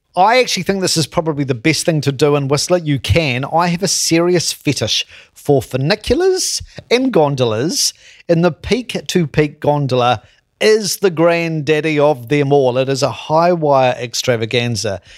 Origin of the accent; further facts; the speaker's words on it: Christchurch, Canterbury, New Zealand; my hometown, Christchurch, the Garden City